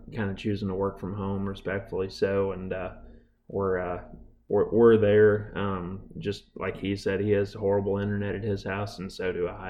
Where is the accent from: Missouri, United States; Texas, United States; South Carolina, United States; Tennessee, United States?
Missouri, United States; moved away as an adult; also born or lived in Oregon; now in Mississippi, United States; I'm not from Mississippi. I'm from Missouri